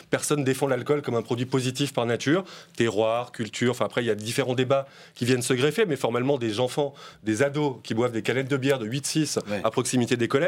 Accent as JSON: {"language": "French", "town": "Marseille", "region": "Provence-Alpes-Côte d'Azur", "country": "France", "said": "Et du coup, non, mais je suis de Marseille."}